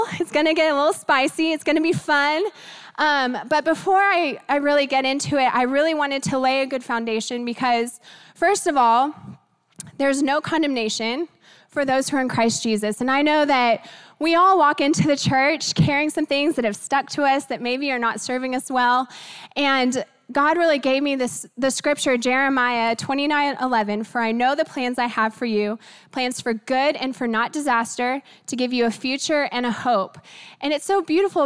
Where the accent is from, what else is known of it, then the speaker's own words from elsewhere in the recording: Texas, United States; We're from Texas.